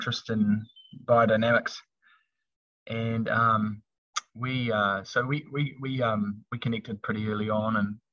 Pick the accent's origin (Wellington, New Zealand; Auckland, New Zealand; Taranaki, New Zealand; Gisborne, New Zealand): Wellington, New Zealand; moved away as an adult; my brother and I, we were raised down in Wellington on a small little lifestyle block in the hills just north of Wellington.